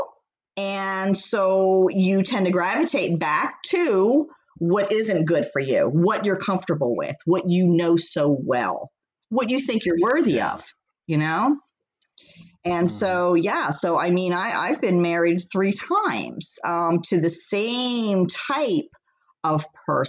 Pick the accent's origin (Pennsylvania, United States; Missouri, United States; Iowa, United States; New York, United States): Pennsylvania, United States; Philadelphia; I grew up in Philly